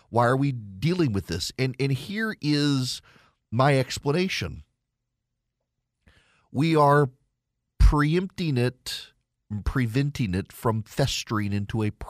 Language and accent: English; Dubai, United Arab Emirates; When I was a kid, I grew up in Dubai, and you couldn't get to Eastern Europe couldn't get to Israel either.